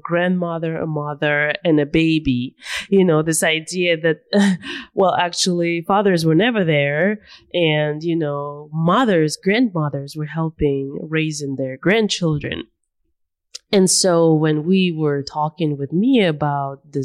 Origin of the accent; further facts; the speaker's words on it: Russia; growing up in Russia